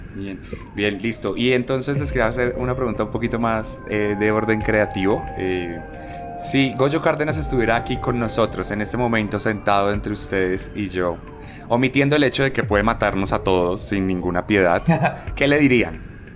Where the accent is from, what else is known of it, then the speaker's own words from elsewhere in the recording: Colombia; como colombiano